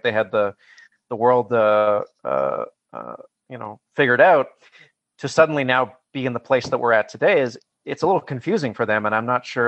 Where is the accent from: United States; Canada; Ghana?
Canada; Vancouver, British Columbia; also born or lived in Toronto / Ottawa; now in Alberta, Canada; I grew up in Vancouver and I've lived in Toronto and Ottawa.